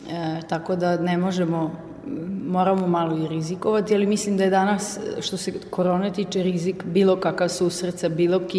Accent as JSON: {"language": "Croatian", "region": "Vojvodina", "country": "Serbia", "also_born_or_lived": "Austria", "said": "to što mi imamo u Vojvodini, tu e, multikulturalnost, raznolikost, šarenilo narodnosti i boja i prirode i to bogatstvo koje mi ovde imamo"}